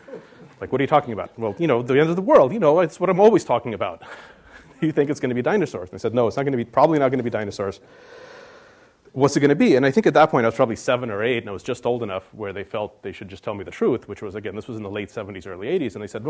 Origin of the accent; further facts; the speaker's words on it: Russia; born there; I was in Russia. I was born in Russia, and I was probably 5 or maybe 6 or something.